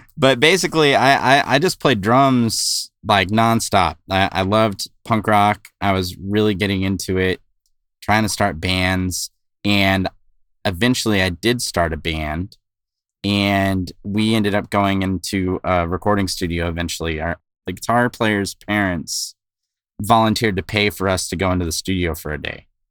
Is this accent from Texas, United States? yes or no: no; West Covina, California, United States; I grew up in West Covina, California